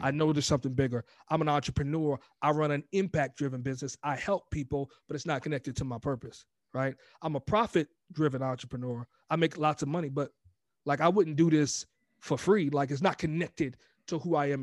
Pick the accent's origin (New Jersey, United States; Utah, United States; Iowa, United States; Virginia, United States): Virginia, United States; Glen Allen; moved away as an adult; also born or lived in New York; now in California, United States; born in New York, raised in, in Glen Allen, Virginia, man, and then joined the Marine Corps at eighteen, and I've been in California ever since.